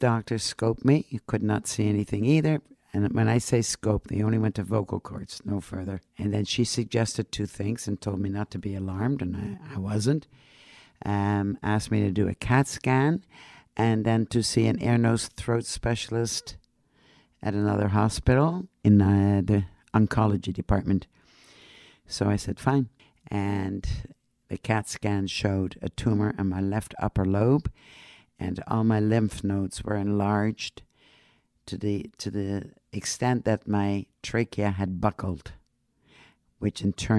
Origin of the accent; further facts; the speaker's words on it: Netherlands; now in Canada; Originally, I immigrated from Holland. I'm a mother, three children, married, was a nurse. I am now retired, and of course, a smoker.